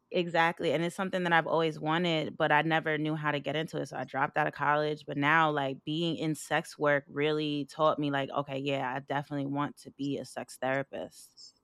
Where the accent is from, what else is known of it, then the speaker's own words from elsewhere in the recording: Long Island, New York, United States; moved away; also born or lived in Philadelphia; I come from Long Island, very racist neighborhood